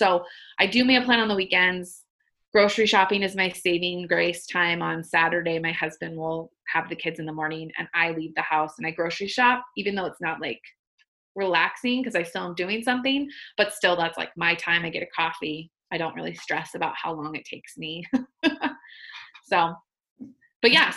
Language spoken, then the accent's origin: English; Arizona, United States; now in Minnesota, United States; I was born and raised, well, not born, but I was raised in Arizona. So that's coming from an Arizona girl.